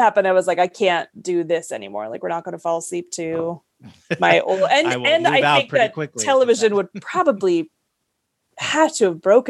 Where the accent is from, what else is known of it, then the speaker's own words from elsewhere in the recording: California, United States; No, like I grew up Catholic in California